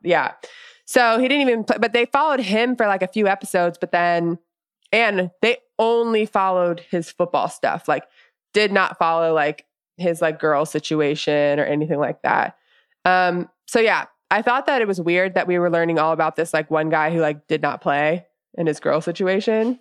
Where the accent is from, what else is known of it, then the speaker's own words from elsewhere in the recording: the South, United States; growing up in the South